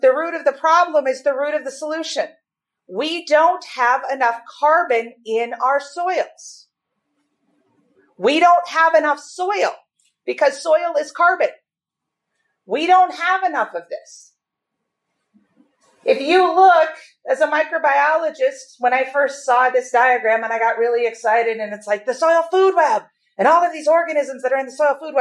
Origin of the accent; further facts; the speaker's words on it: Minnesota, United States; moved away as an adult; also born or lived in North Dakota; I was raised in Minnesota